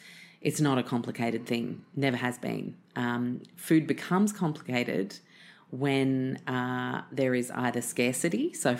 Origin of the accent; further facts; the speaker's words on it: the South, United States; accent: southern; I'm going to spare you my southern accent.